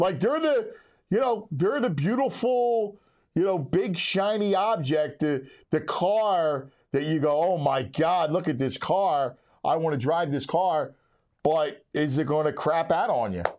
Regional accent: Philadelphia, Pennsylvania, United States; I'm born and raised in Philadelphia

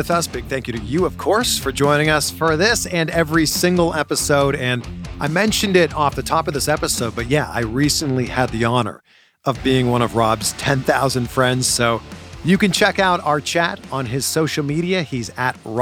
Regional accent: Toronto, Ontario, Canada; also born or lived in Cleveland / Miami; now in Los Angeles, United States; I'm from Toronto originally.

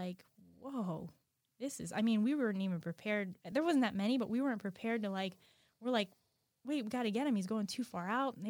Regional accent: Lighthouse Point, Florida, United States; I grew up in Lighthouse Point.

